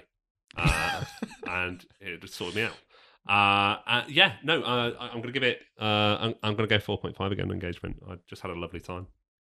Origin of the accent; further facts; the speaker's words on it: Wilmslow, North West England, United Kingdom; I'm from South Manchester, from Wilmslow.